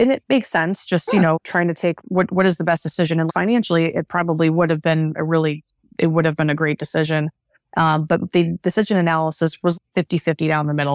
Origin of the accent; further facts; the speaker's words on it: Northeast Ohio, United States; also born or lived in Philadelphia; I grew up in Northeast Ohio